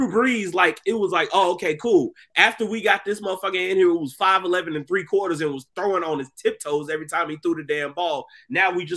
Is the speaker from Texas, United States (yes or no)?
yes; Texas, United States; As somebody who was born and raised in Texas